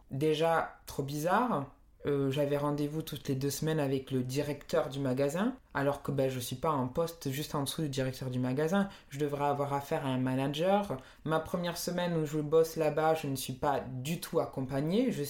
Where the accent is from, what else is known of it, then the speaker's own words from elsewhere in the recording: Marseille, Provence-Alpes-Côte d'Azur, France; Non, non, j'ai jamais habité à Perpignan, euh, je viens de Marseille.